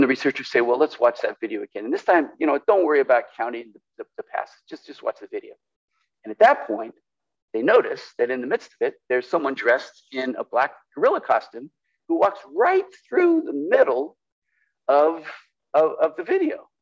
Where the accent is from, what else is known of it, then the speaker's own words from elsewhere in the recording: California, United States; now in Portland, United States; I grew up in California